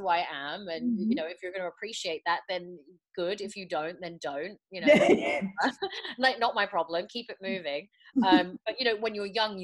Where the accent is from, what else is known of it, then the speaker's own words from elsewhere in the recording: England, United Kingdom; also born or lived in Morocco (ancestry); in England, you know, I know that my identity isn't British. Like, I'm British by birth, but not British by ethnicity